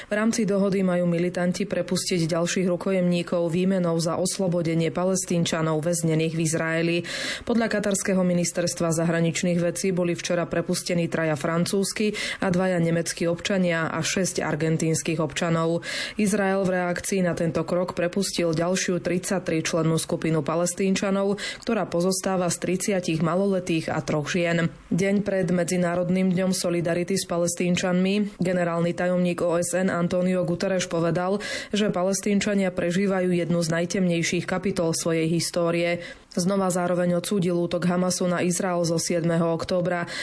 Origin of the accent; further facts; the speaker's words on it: Lípnik, Trenčín Region, Slovakia; My pochádzame od Prievidze z takej malej dediny, volá sa to Lípnik a veľmi sa nám páči.